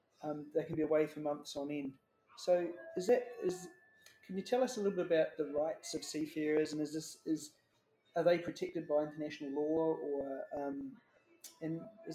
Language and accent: English; Wellington, New Zealand; now in Melbourne, Australia; I'm from Wellington in New Zealand